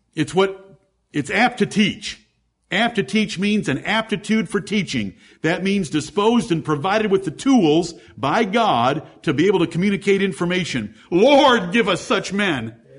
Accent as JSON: {"language": "English", "town": "Ann Arbor", "region": "Michigan", "country": "United States", "said": "I'm from Ann Arbor"}